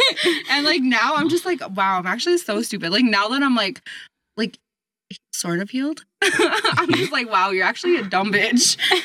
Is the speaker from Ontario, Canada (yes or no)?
no; Saskatoon, Saskatchewan, Canada; moved away as an adult; also born or lived in Regina; I lived in Regina and I'm from Saskatoon.